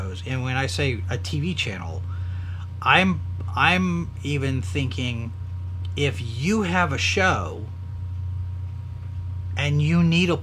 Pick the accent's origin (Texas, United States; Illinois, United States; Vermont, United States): Texas, United States; I'm from Texas